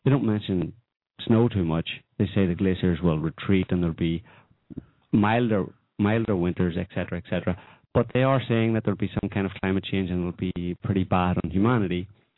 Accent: Ireland; I'm Irish as well.

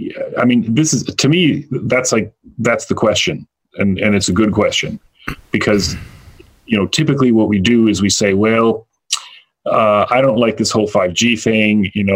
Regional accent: Illinois, United States; where I grew up near Chicago, quite a few years ago

